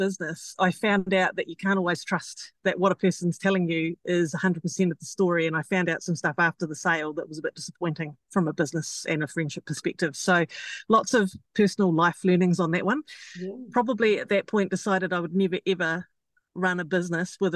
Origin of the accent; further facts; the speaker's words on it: Auckland, New Zealand; I am an Aucklander